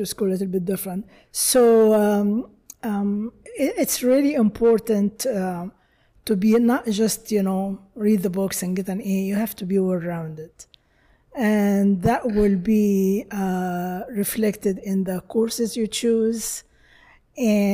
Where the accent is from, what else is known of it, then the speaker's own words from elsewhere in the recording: Egypt; now in United States; I'm from Egypt, of course.